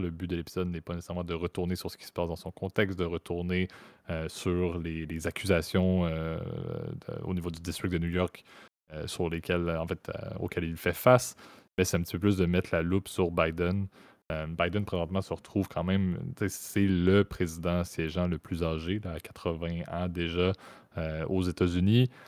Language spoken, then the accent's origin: French; Canada; en tant que Canadien que je suis